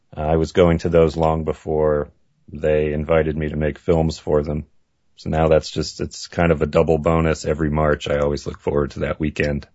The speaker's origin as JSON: {"language": "English", "region": "Maine", "country": "United States", "tie": "born or raised there", "said": "I grew up in Maine and grew up in a family that was a car family."}